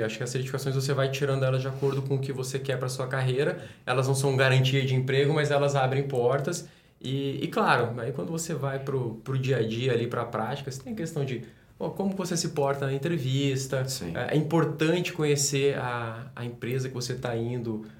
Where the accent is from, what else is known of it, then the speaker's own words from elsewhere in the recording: Brasília, Federal District, Brazil; Eu sou de Brasília